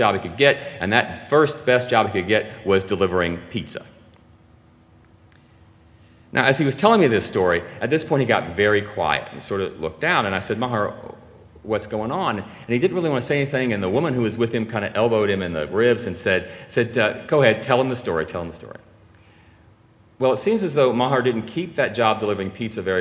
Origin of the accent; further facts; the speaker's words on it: Louisiana, United States; moved away as an adult; now in New Jersey, United States; we're from Louisiana